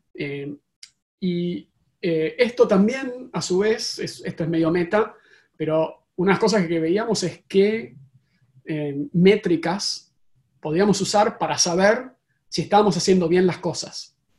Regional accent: Argentina; now in Silicon Valley, United States; como podrán escuchar en mi acento eh, originariamente de Argentina

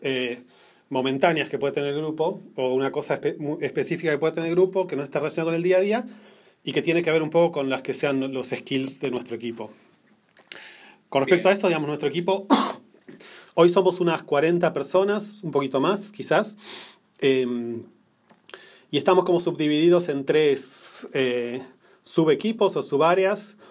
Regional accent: Buenos Aires, Argentina; moved away as an adult; also born or lived in New Jersey, United States; now in Menlo Park, United States; nací en Argentina, en Buenos Aires

